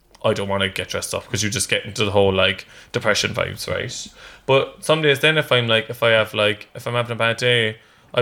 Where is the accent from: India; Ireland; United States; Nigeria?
Ireland; Cork, Munster; moved away; also born or lived in London; growing up in Cork before I even went to London